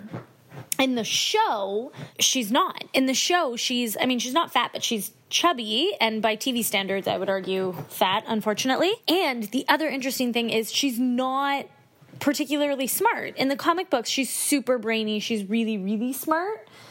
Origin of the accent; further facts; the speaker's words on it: Canada; I am a Canadian